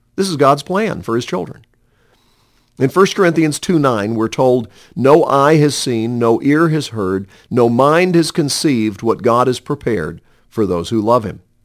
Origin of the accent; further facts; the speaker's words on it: Montreat, North Carolina, United States; I was sixteen years old and regularly attending a home Bible study and praise service in Montreat, my hometown.